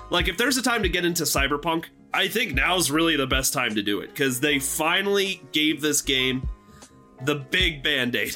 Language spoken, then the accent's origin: English; Nebraska, United States; My home state of Nebraska.